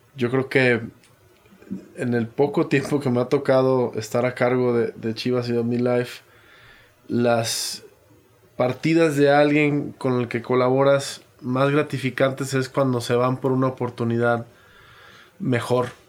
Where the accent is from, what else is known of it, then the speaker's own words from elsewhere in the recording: Mexico; como mexicano